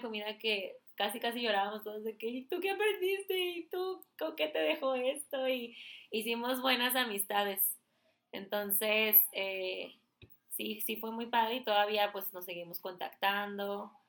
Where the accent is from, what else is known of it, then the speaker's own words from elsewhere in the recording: Sinaloa, Mexico; moved away; me fui para Mochis, yo soy de Sinaloa